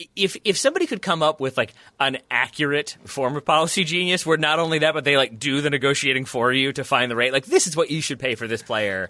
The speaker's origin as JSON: {"language": "English", "country": "United States"}